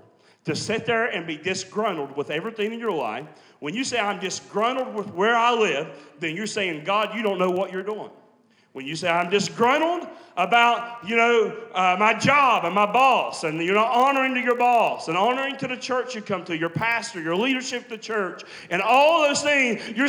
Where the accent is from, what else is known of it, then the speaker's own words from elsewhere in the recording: West Virginia, United States; every time I talk to people, they never think that I'm from West Virginia or anywhere like that. They always say Texas.